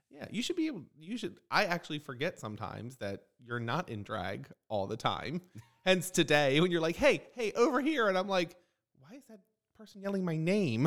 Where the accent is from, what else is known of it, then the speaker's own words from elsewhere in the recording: Maryland, United States; now in Fort Myers, United States; I'm from Maryland. I say libraries